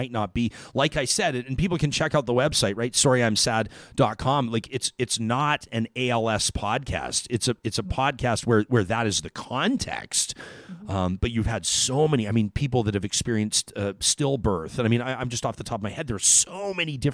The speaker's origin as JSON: {"language": "English", "town": "Calgary", "region": "Alberta", "country": "Canada", "tie": "born or raised there", "said": "I grew up in Calgary"}